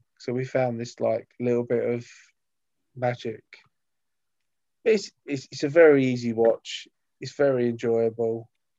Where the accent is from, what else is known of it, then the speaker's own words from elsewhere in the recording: Brighton, New York, United States; born there; I was born in Brighton, New York.